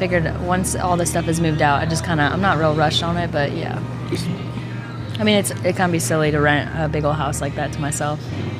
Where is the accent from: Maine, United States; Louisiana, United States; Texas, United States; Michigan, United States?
Michigan, United States; also born or lived in St. Petersburg, Florida; now in Nashville, United States; I'm from Michigan originally. And then I lived in St. Pete for 3 years.